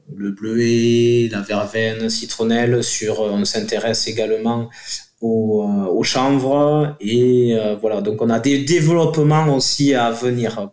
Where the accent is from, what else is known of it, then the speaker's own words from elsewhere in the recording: south of Toulouse, Occitania, France; accent: southern; on est au sud de Toulouse, ça s'entend avec mon accent